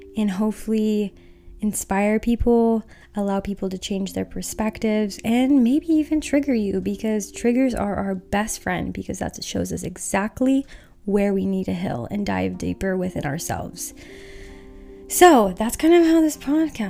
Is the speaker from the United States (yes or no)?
yes; Utah, United States; I grew up in Utah where I am super sheltered.